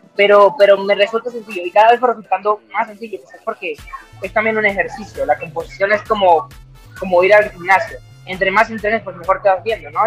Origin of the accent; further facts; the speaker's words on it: a small town in the Venezuelan Andes, Venezuela; also born or lived in Caracas, Venezuela; now in Medellín, Colombia; desde que salí de mi pueblito, en, un desde los Andes, en Venezuela